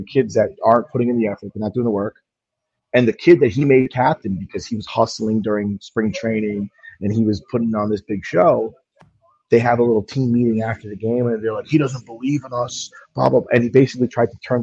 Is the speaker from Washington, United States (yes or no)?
no; New York City, New York, United States; I grew up in Sheepshead Bay